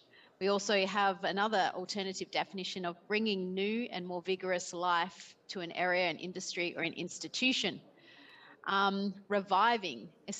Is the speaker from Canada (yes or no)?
no; Australia; accent: Australian; now in Portugal; I'm actually calling in from Portugal, but I'm Australian, as you can hear in my accent.